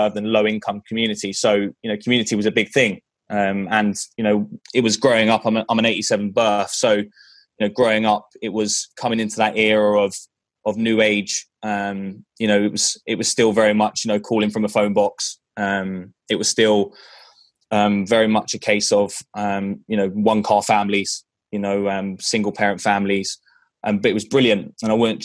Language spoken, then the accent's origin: English; London, United Kingdom; moved away; as you can tell by my accent, from England, from London, England, actually from Northwest London.